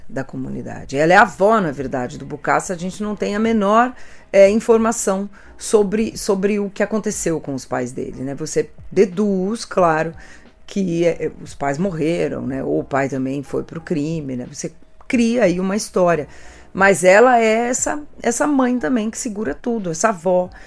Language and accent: Portuguese; Brazil; nós como brasileiros